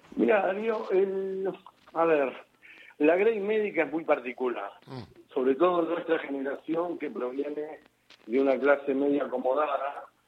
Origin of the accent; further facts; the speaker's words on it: Buenos Aires, Argentina; toda mi vida. Mirá, mi viejo vivieron en José Hernández y Moldes